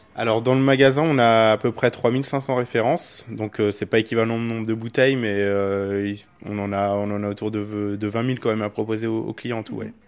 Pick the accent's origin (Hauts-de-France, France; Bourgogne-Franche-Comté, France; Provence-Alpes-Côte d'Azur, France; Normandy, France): Bourgogne-Franche-Comté, France; Burgundy; now in Clermont-Ferrand, France; Moi je suis originaire de Bourgogne